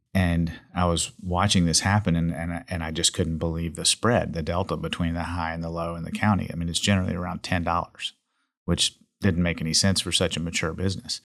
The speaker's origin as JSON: {"language": "English", "town": "Jackson", "region": "Mississippi", "country": "United States", "moved": "yes", "lives_now": "Dallas, United States", "said": "I come from Jackson, Mississippi"}